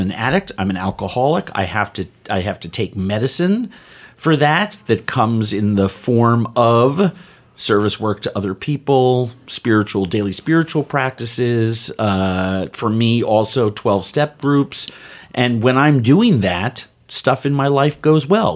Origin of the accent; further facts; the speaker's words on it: New York City, New York, United States; I grew up in New York City in the seventies